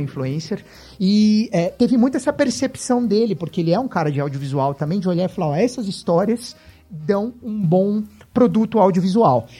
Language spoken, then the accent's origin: Portuguese; São Paulo, Brazil; Eu sou de São Paulo